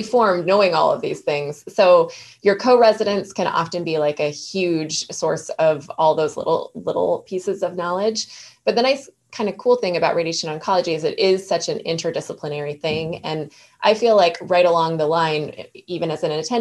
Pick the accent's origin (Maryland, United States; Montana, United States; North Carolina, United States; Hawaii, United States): Montana, United States; Northwest; moved away; home to Montana, which is where my parents have a ranch